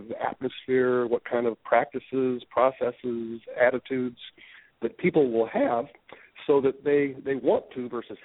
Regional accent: Colorado, United States; also born or lived in Alaska; now in Portland, United States; Grew up in Colorado, went to Alaska

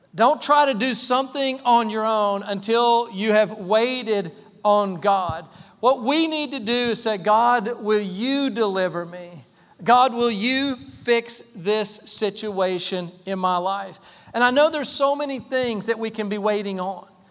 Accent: Waynesville, North Carolina, United States; moved away; We grew up in Waynesville, small town, Waynesville, small county, Haywood County.

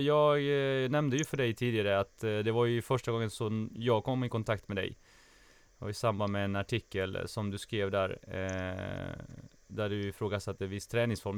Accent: Småland, Sweden; jag växte upp i, i Småland

